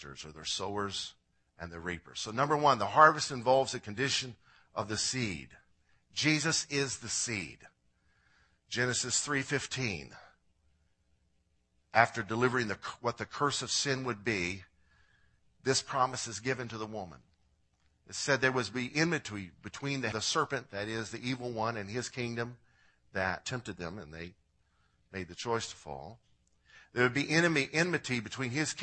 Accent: Illinois, United States; I'm from Illinois

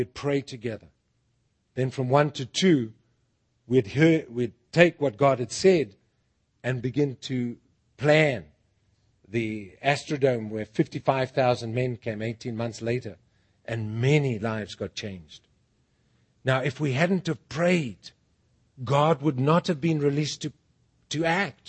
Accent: Bulawayo, Zimbabwe; moved away as an adult; now in United States; Bulawayo, my hometown

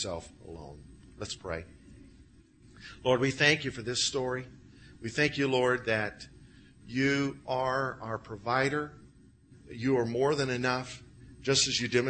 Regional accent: Illinois, United States; I grew up with in Illinois

